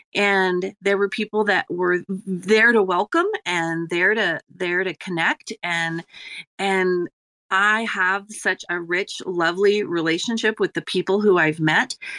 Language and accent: English; Ireland; I'm Irish